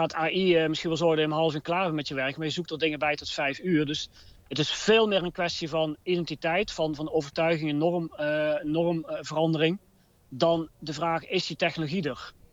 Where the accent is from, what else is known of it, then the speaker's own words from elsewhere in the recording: Eindhoven, North Brabant, Netherlands; Ik kom uit Brainport Eindhoven, maar we hebben ook eigenlijk geleerd, zeker vanuit Philips.